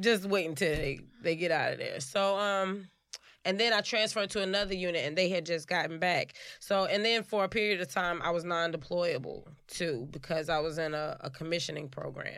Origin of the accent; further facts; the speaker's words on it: Chicago, Illinois, United States; born and raised in Chicago